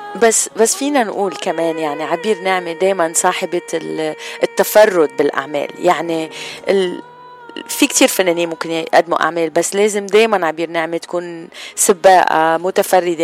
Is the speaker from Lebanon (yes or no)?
yes; Lebanon; نحن كلبنانية